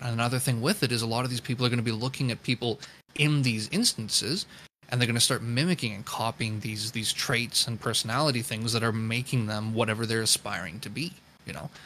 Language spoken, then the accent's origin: English; Canada; I'm Canadian